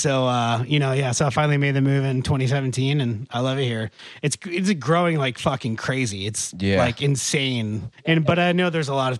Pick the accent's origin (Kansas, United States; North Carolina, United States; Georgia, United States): North Carolina, United States; also born or lived in Richmond, Virginia; now in Nashville, United States; I grew up in a small beach town in North Carolina. Then I lived most of my life in Richmond, Virginia. And now I've been here in Nashville the last 4 years.